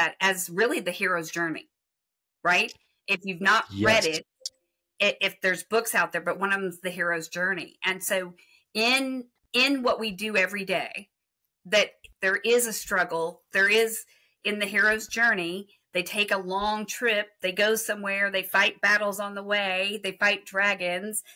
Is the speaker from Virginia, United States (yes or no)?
no; Texas, United States; So I'm from Texas